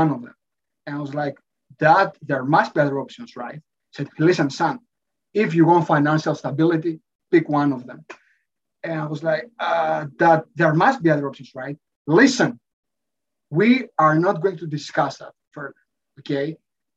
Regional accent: Athens, Attica, Greece; I was born and raised in Athens, in Greece.

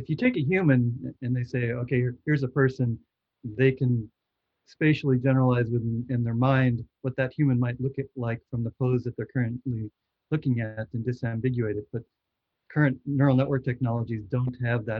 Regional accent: Chicago, Illinois, United States; moved away; I grew up in Chicago, and I was back there last Thanksgiving

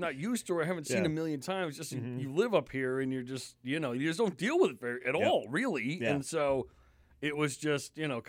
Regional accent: New York, United States; also born or lived in Connecticut; now in Maine, United States; I grew up in New York and Connecticut, and so I grew up in like, you know, highly densely populated areas. I was used to that. Now, I've lived in Maine since, like, 2000, so I've been up here for 20 years.

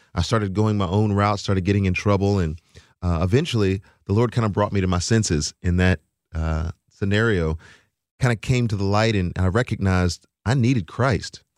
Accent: Texas, United States; now in Nashville, United States; I am from Texas

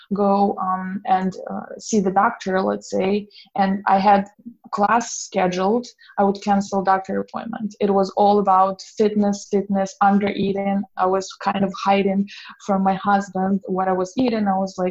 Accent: Belarus; moved away as an adult; I grew up in Belarus

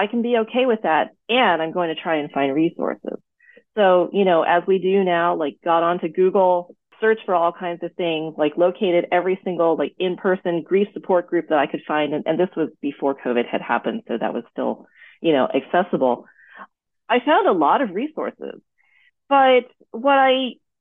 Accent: United States; an American-born daughter of Thai immigrants

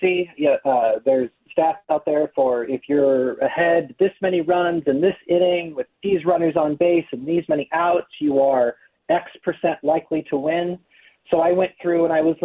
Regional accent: Iowa, United States; I grew up in Iowa

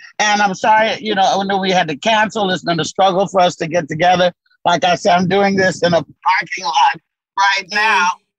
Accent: Tolland, Arkansas, United States; born there; You know, well, I was born in Tolland, Arkansas. Tiny, tiny rural town. Population today is maybe 235.

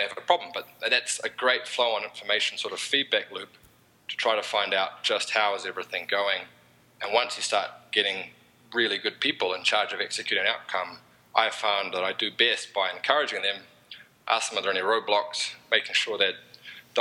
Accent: New Zealand; accent: Kiwi; moved away as an adult; now in United States; I'm from New Zealand

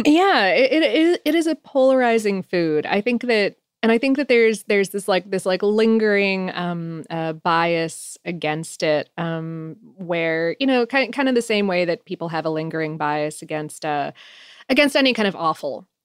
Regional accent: Ohio, United States; moved away; also born or lived in Poconos, Pennsylvania; I was born in Ohio

